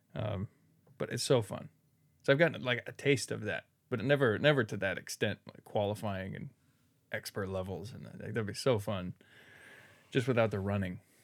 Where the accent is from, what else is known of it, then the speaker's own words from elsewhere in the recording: Redwood City, California, United States; moved away as an adult; now in Newark, United States; I was born in Redwood City and, like, there's picket fences and there's no crime